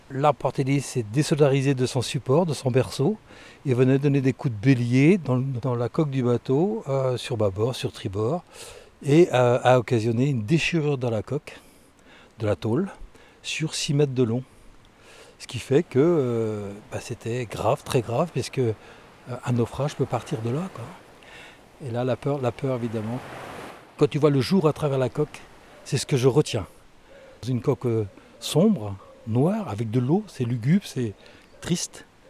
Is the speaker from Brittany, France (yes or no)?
yes; Brittany, France; Quand on est breton, on en est à 80% marin.